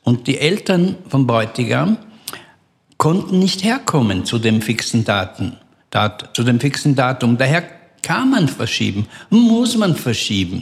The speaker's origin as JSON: {"language": "German", "region": "Vienna", "country": "Austria", "tie": "born or raised there", "said": "in Wien ähm, wo ich aufgewachsen bin"}